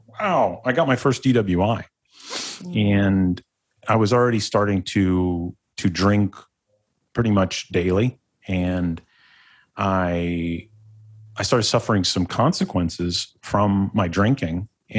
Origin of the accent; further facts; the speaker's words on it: Ohio, United States; born there; I don't want to start it like, oh, I was born in Northeastern Ohio.